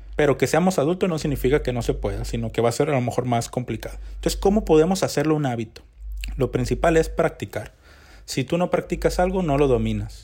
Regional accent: Mexico; los mexicanos tenemos un promedio de lectura de 3.3 libros al año

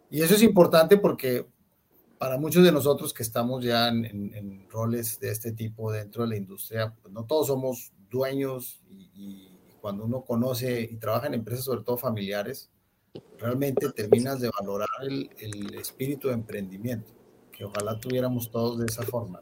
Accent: Monterrey, Nuevo León, Mexico; moved away as an adult; now in Colombia; nosotros somos de Monterrey, México, al norte del país, cerca de, la frontera con, con, Texas.

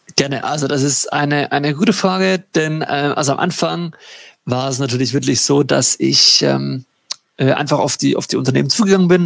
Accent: Baden-Württemberg, Germany; Ich komme aus, aus Baden-Württemberg in Deutschland.

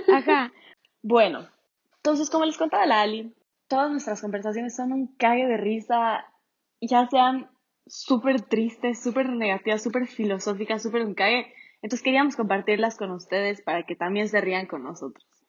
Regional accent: Ecuador; nosotras somos de Ecuador.

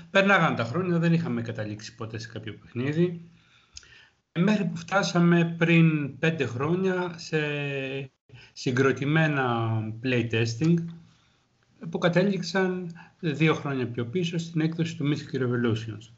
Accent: Greece; σαν Έλληνας

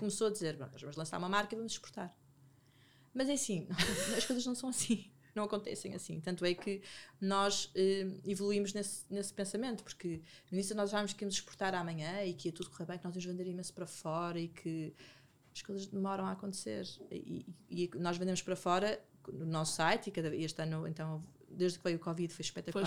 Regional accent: Porto, Norte, Portugal; now in Lisbon, Portugal; eu, eu, eu, sou do Porto, então nem, nem conheço, na altura, agora conheço mais pessoas, mas na altura conhecia poucas pessoas em Lisboa

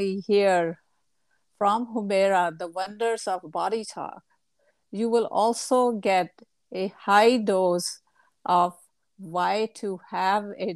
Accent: India; now in California, United States; my home country

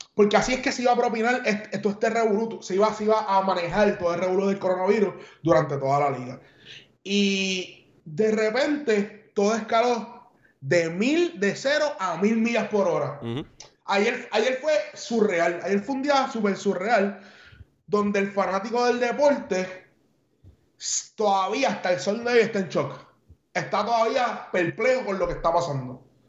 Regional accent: San Juan, Puerto Rico; now in United States; soy de San Juan y soy cangrejero hasta la muerte

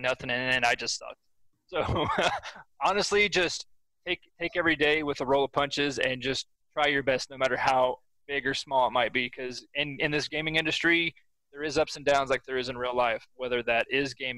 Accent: Oklahoma, United States; I'm kind of stuck in my home state

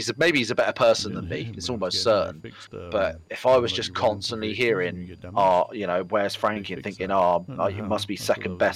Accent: England, United Kingdom; We're English

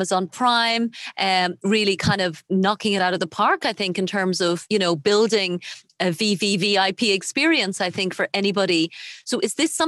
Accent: Ireland; moved away; I've seen it back in my home country of Ireland

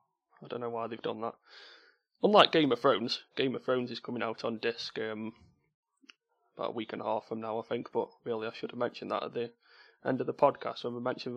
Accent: Stoke-on-Trent, West Midlands, United Kingdom; accent: Potteries; my terrible Potteries accent.

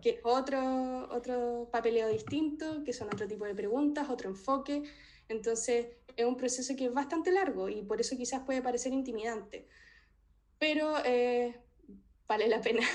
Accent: Talca, Maule, Chile; moved away as an adult; also born or lived in Santiago, Chile / Edinburgh, United Kingdom; now in Leeds, United Kingdom; Soy de Talca

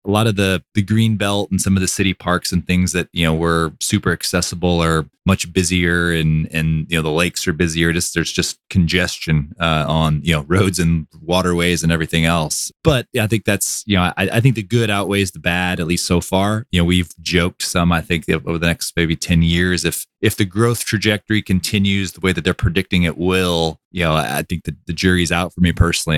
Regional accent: Austin, Texas, United States; born and raised in Austin

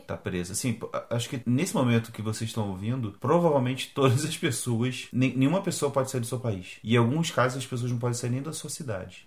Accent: Brazil; moved away as an adult; now in Porto, Portugal; nós como brasileiros, a gente pode ser atendido como no sistema público daqui de Portugal

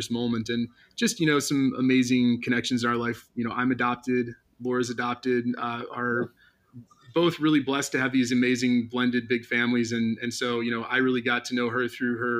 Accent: Milwaukee, Wisconsin, United States; moved away as an adult; now in San Diego, United States; I grew up in Milwaukee, Wisconsin

